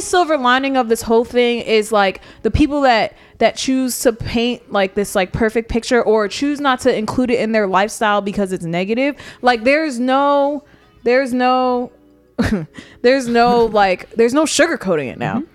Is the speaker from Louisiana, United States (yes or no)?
no; New York, United States; I'm from New York